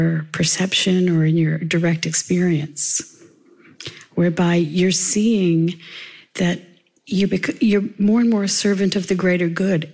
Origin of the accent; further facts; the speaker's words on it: the South, United States; I grew up in the South in America.